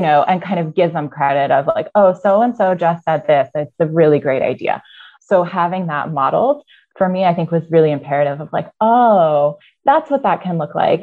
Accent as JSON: {"language": "English", "region": "Iowa", "country": "United States", "tie": "born or raised there", "also_born_or_lived": "Arizona", "said": "I was born in Arizona and grew up in Iowa. So, I moved from Arizona to Iowa very early on, about five"}